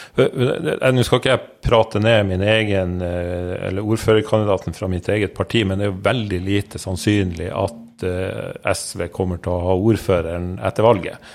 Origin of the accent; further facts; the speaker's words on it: Narvik, Nordland, Norway; moved away; Narvik, det er min hjemby